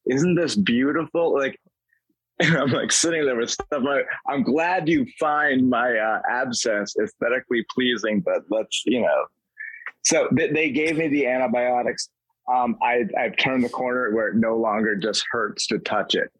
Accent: Vermont, United States; I grew up in Vermont, where the closest dirt road is like three miles away

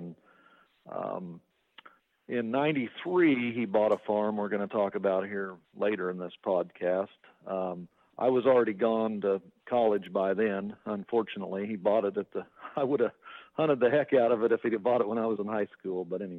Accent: Kansas, United States; And in Kansas, so I grew up in Kansas.

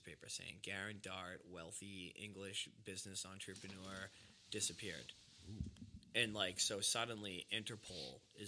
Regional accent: Hanson, Massachusetts, United States; I'm from Boston, like, Massachusetts. He's like, what part? I'm like, like, you probably never heard of it. He goes, try me. And I said, Hanson

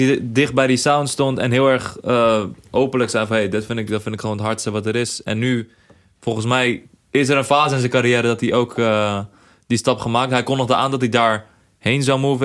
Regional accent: Rotterdam, South Holland, Netherlands; ik kom uit Rotterdam

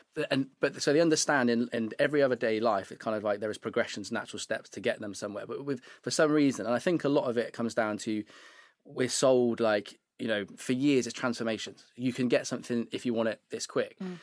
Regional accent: Devizes, South West England, United Kingdom; moved away as an adult; I'm from Wiltshire.

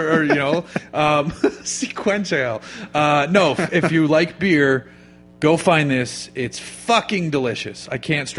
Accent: Massachusetts, United States; now in California, United States; I'm from Massachusetts and I live in California.

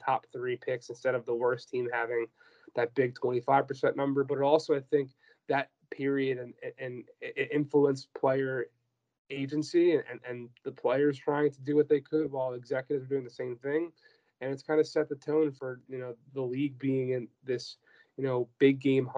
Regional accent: Philadelphia, Pennsylvania, United States; also born or lived in Boston; now in New York, United States; I'm from Philly

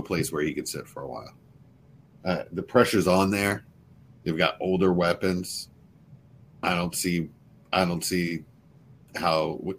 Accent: Philadelphia, Pennsylvania, United States; I'm from Philly.

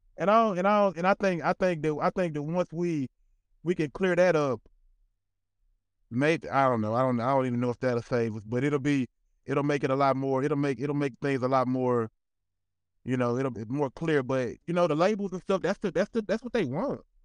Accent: Magnolia, Arkansas, United States; moved away; also born or lived in Little Rock, Arkansas; I'm from Magnolia, Arkansas

